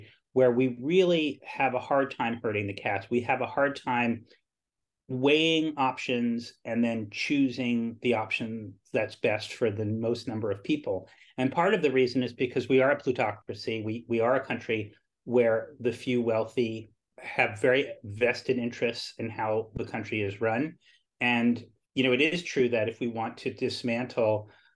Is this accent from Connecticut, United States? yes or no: yes; Greenwich, Connecticut, United States; I grew up in Greenwich, Connecticut